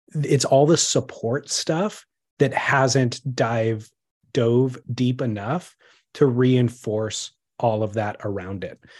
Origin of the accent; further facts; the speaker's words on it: California, United States; I am American or Californian